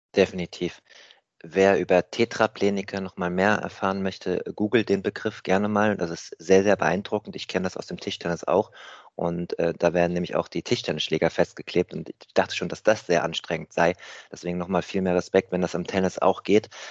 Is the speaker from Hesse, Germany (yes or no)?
yes; Rheingau, Hesse, Germany; ich bin in meiner alten Heimat im Rheingau, in Hessen, in der Nähe von Wiesbaden zurück